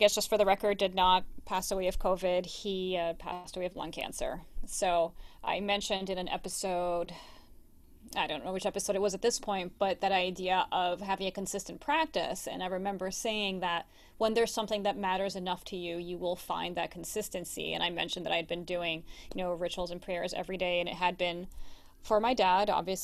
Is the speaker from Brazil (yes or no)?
yes; Brazil; now in United States; I'm originally from Brazil, as most of you know by now, and I have a cousin who I'm very close to who still lives back home in Rio.